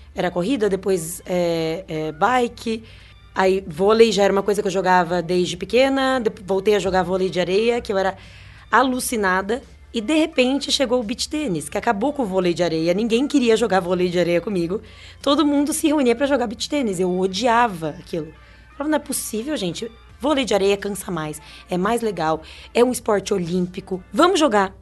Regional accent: São Carlos, São Paulo, Brazil; A gente é de São Carlos e com muito, muito, muito orgulho

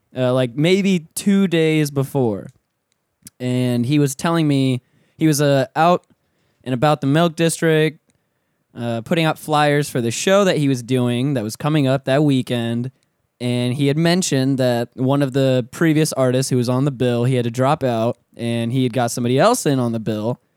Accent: Pensacola, Florida, United States; now in Orlando, United States; I'm from Pensacola

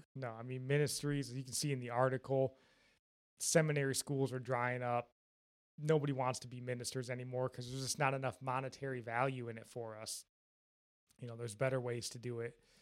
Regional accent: Jackson, Michigan, United States; we're from Michigan, Jackson, Michigan, more specifically

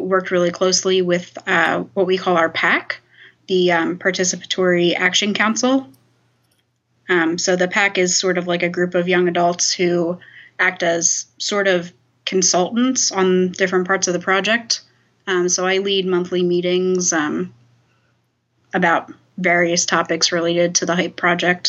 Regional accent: New Jersey, United States; I grew up in South Jersey

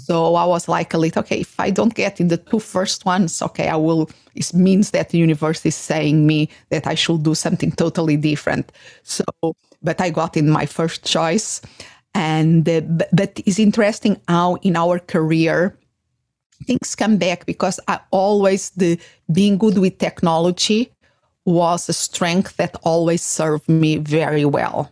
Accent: Portugal; English is a second language; moved away as an adult; now in United States; I was born in, in a city, but um, when I was about six, we moved to the countryside to a small village where my father had born.

